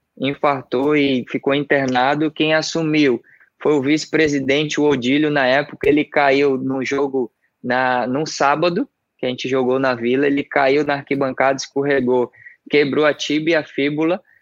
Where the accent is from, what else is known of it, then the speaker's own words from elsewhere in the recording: Salvador, Bahia, Brazil; moved away as an adult; also born or lived in Santos; eu sou soteropolitano, sou daqui de Salvador. Eu nasci ali no bairro chamado Pedreiras